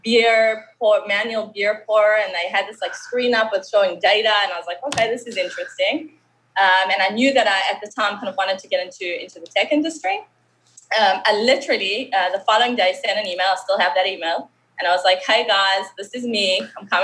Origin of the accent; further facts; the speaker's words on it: Johannesburg, Gauteng, South Africa; accent: South African; moved away as an adult; now in Israel; I made Aliyah. I moved from Johannesburg, from South Africa. You can still hear the accent